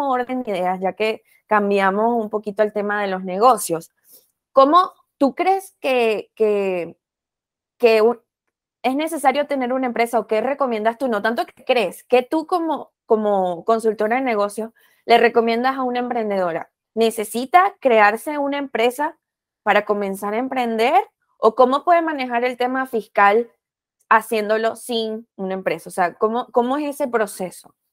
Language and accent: Spanish; Venezuela; moved away as an adult; now in Chicago, United States